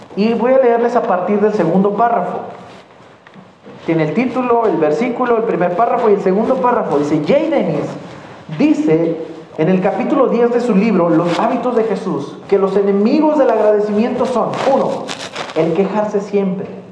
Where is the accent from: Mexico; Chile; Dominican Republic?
Mexico; los mexicanos lo sabemos